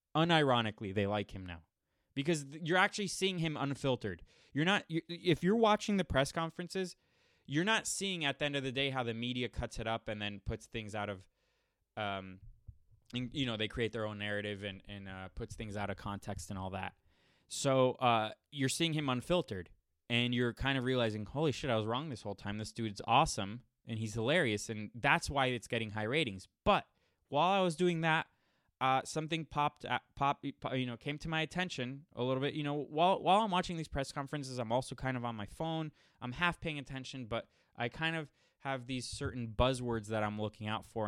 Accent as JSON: {"language": "English", "town": "Miami", "region": "Florida", "country": "United States", "tie": "born or raised there", "said": "I grew up in Miami, Miami, Florida"}